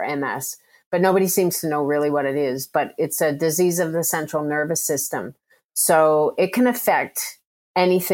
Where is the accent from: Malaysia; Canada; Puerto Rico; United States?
Canada; now in Melbourne, Australia; I'm Canadian born, and I actually have dual citizenship